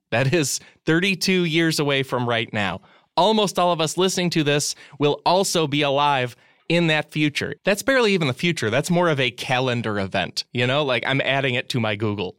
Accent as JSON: {"language": "English", "region": "Midwest", "country": "United States", "said": "I'm from the Midwest, and a lot of my family would just tell me that you should assume the Great Lakes and a lot of our rivers are filthy"}